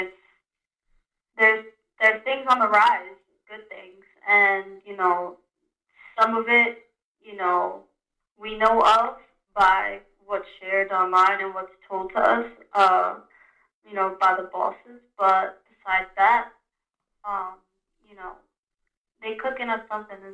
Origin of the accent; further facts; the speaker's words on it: New York City, New York, United States; born and raised in the Bronx